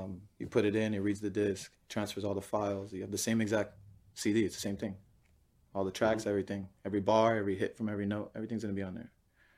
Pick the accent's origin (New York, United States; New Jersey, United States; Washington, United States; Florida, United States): Florida, United States; South Florida.